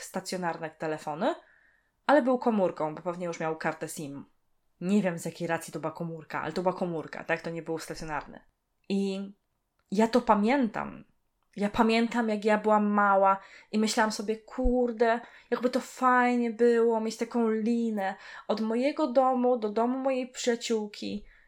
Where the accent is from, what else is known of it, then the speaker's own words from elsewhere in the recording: Poland; pochodzę z gór, Mieszkam w dość sporej górce i tam nie było możliwości telefonów stacjonarnych